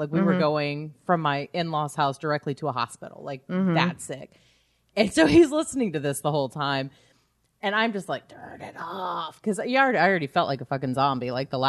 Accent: Houston, Texas, United States; And again, I'm from Houston

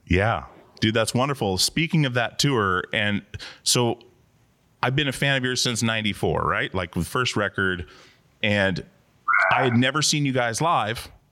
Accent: Alaska, United States; moved away; growing up in Alaska

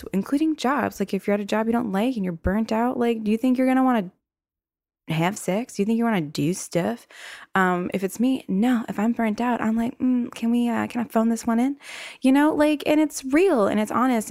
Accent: the South, United States; accent: southern; With my little southern accent showing

